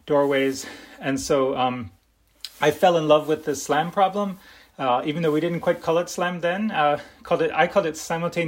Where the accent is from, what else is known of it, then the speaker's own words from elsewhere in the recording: Philadelphia, Pennsylvania, United States; I grew up in Philadelphia, in Northeast Philadelphia.